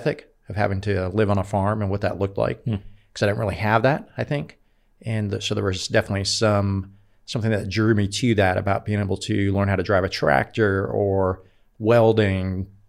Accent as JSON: {"language": "English", "town": "Oakland", "region": "California", "country": "United States", "tie": "born or raised there", "said": "Well, I grew up in California, up in the Bay Area. Initially, we lived in Oakland, East Oakland, as a matter of fact"}